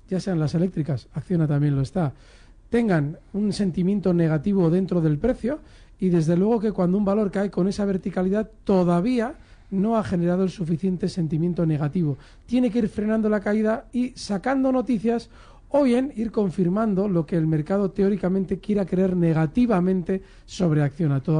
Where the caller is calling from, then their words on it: Madrid, Community of Madrid, Spain; Hola, buenas tardes … de Madrid.